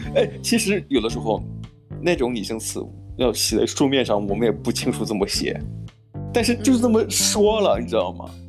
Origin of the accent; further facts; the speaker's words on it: northern China, China; 我们就是中国人，北方人